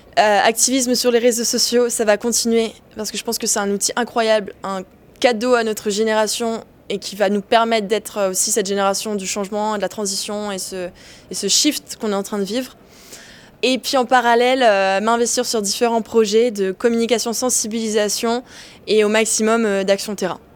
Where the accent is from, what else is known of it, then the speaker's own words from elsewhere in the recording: Mauritius; moved away as an adult; now in Paris, France; j'ai grandi à Maurice, donc euh, une petite île perdue au milieu l'océan Indien